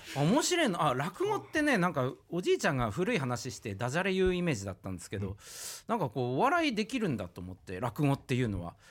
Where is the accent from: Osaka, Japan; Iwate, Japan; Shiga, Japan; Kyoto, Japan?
Iwate, Japan; Oshu; 岩手県のもう田舎奥州市ってとこで生まれ育ったんで